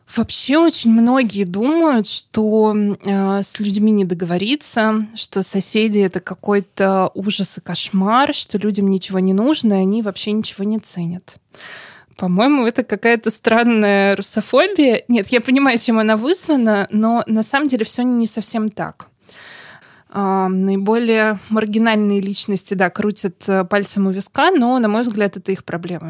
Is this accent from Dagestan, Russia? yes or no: no; Saint Petersburg, Russia; Я родилась и выросла в Санкт-Петербурге